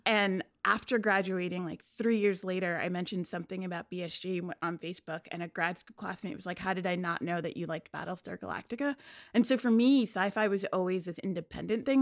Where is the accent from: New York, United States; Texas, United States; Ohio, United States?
New York, United States; New York City; I grew up in Queens, but I grew up in Bayside